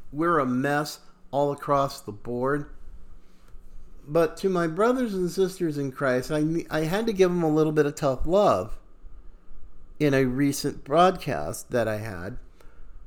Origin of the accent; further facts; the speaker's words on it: United States; I am an American